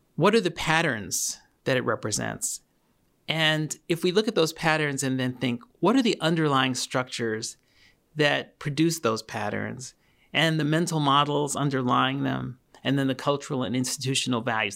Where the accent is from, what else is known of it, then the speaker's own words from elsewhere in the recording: New York City, New York, United States; I grew up in Queens, New York